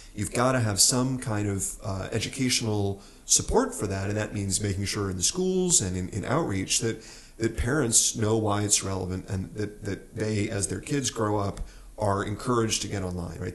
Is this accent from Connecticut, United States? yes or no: no; New Mexico, United States; I'm from New Mexico